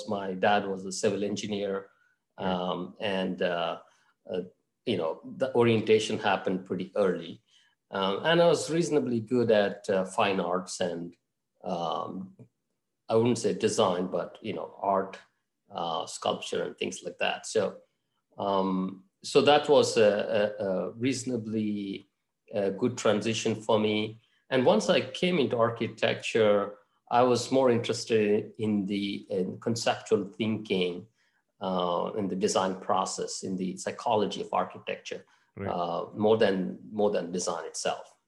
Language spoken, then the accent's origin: English; Mangalore, Karnataka, India; moved away as an adult; also born or lived in Bangalore; now in Miami, United States; My hometown is actually Mangalore